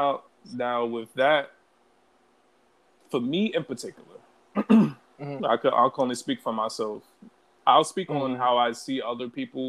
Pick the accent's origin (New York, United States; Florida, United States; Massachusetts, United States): New York, United States; New York City; I'm from Brooklyn, born and raised, East New York